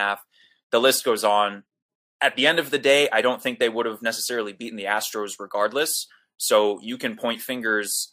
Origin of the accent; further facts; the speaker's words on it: New York City, New York, United States; I grew up in Manhattan, a Yankee fan